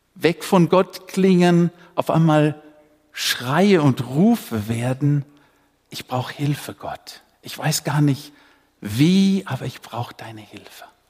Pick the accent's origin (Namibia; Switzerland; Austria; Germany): Namibia; moved away; Ich bin ja in Afrika geboren, in Namibia.